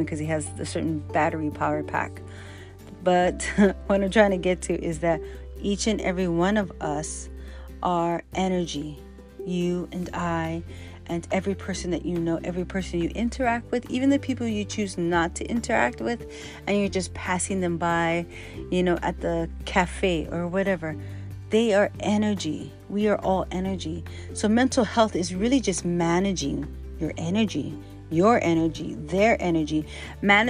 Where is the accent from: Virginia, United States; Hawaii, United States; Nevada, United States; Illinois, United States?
Hawaii, United States; growing up in Hawaii and the Chinatown and different places